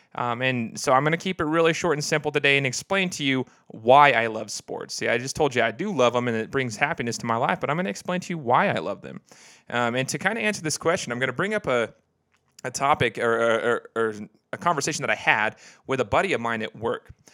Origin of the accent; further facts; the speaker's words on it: Idaho, United States; born and raised in Idaho